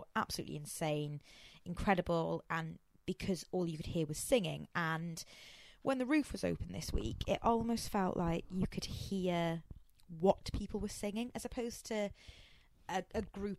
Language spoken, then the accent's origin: English; Wales, United Kingdom; And we're Welsh. To be born Welsh is not to be born with a silver spoon in your mouth